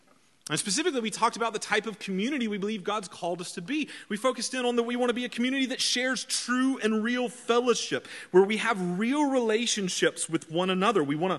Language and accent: English; Georgia, United States; accent: redneck; I've worked very hard to shed my redneck accent that I had growing up in the deep woods of South Georgia.